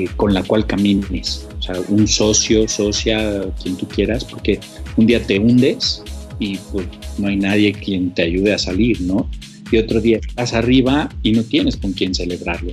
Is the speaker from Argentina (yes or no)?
no; Mexico; soy el único mexicano